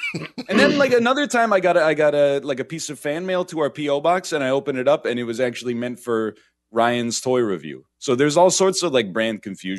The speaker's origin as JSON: {"language": "English", "country": "Canada", "said": "And then I'm from Canada, which is the north."}